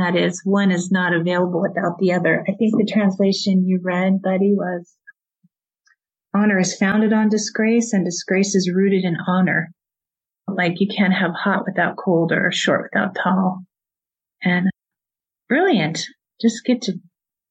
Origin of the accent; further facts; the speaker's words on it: Colorado, United States; I grew up in Colorado